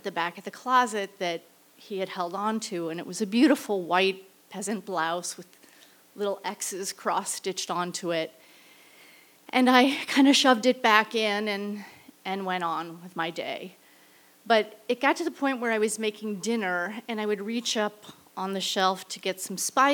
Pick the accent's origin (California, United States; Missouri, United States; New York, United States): Missouri, United States; St. Louis; I returned to St. Louis, my hometown